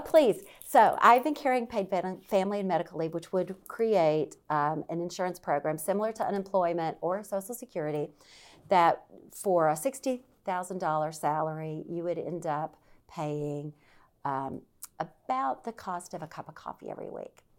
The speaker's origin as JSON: {"language": "English", "region": "Deep South", "country": "United States", "moved": "yes", "lives_now": "Virginia, United States", "said": "I'm from the Deep South. I grew up around guns."}